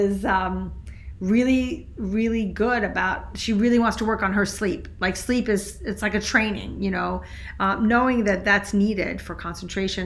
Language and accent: English; Switzerland; moved away; also born or lived in France; I grew up in Switzerland